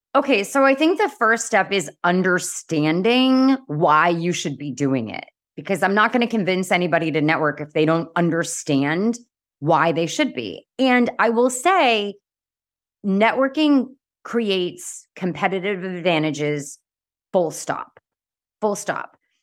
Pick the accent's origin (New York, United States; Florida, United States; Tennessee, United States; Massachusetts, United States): Massachusetts, United States; Boston; I'm from Boston.